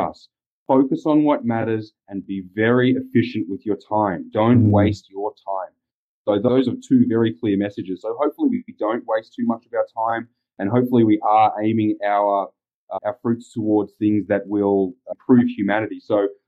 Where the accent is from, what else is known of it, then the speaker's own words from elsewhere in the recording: Australia; moved away as an adult; now in United States; being Australian